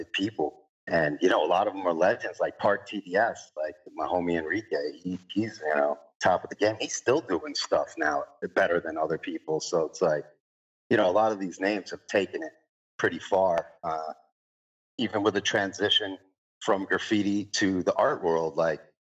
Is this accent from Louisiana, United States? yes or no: no; New York City, New York, United States; I'm an artist from Queens, New York, born and raised